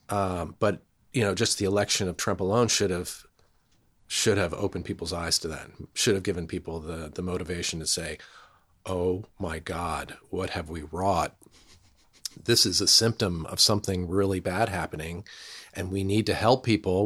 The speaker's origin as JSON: {"language": "English", "region": "New Jersey", "country": "United States", "tie": "born or raised there", "moved": "yes", "said": "we're part of the uh, the tribe of Lawn People, who've lived in New Jersey"}